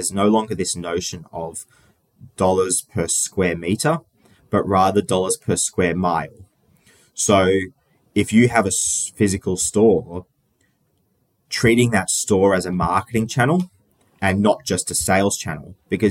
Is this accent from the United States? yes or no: no; Sydney, New South Wales, Australia; I grew up in Sydney, in Australia. I've been here my whole life, so not too interesting in terms of moving around. But born and raised.